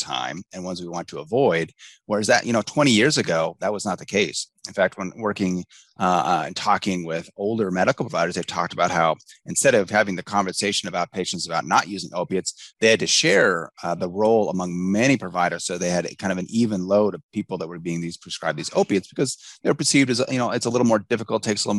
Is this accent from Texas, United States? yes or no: no; Spokane, Washington, United States; I grew up in Spokane